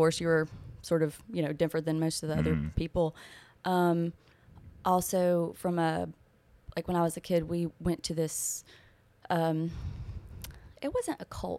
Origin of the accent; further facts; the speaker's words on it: Gardendale, Alabama, United States; also born or lived in Locust Fork, Alabama; So that's where I'm originally from. I mostly grew up in Gardendale.